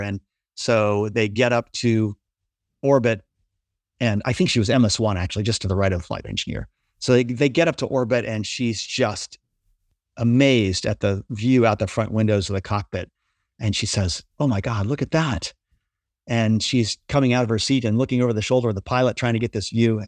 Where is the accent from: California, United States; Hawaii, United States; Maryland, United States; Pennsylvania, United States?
Maryland, United States; Essex; also born or lived in Baltimore, Maryland / Middle River, Maryland; I was growing up in Baltimore, Maryland during the height of the space race in the nineteen sixties